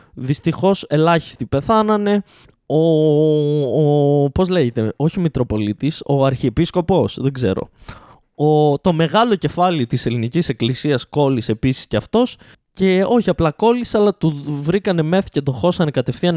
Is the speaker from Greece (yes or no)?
yes; Greece; γεννηθήκαμε σε αυτή τη χώρα